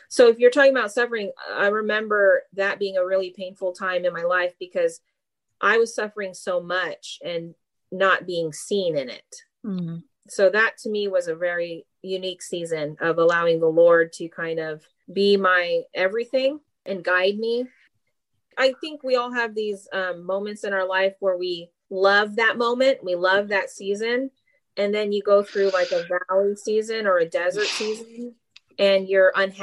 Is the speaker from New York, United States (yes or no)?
no; Mississippi, United States; moved away as an adult; now in Chico, United States; I actually grew up in Mississippi.